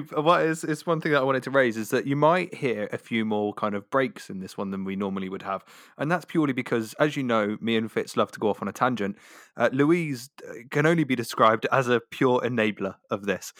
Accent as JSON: {"language": "English", "area": "Devon", "region": "South West England", "country": "United Kingdom", "accent": "Devonshire", "said": "my Devonshire accent"}